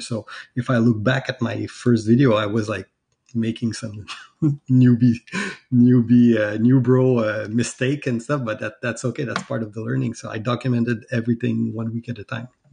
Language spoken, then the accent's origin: English; Quebec, Canada; I'm from Canada